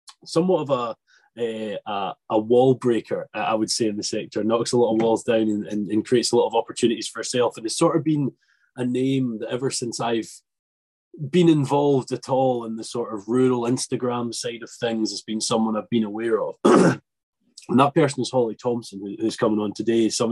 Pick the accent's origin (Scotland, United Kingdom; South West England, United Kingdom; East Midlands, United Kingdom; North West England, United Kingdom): Scotland, United Kingdom; as the Scotsman